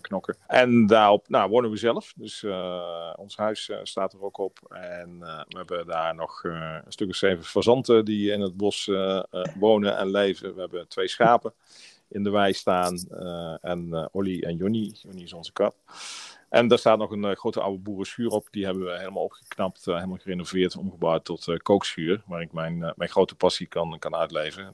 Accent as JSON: {"language": "Dutch", "town": "Maastricht", "region": "Limburg", "country": "Netherlands", "tie": "born or raised there", "also_born_or_lived": "Tilburg", "moved": "as an adult", "said": "In Maastricht, eh, ben ik, eh, ben ik geboren. En, eh, tot mijn twintigste heb ik, eh, heb ik in, eh, Maastricht, eh, gewoond. En, eh, mijn hele jeugd, eh, doorgebracht."}